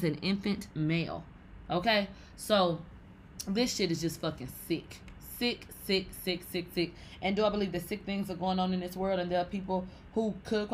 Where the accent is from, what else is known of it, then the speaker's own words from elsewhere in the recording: Texas, United States; I'm from Texas.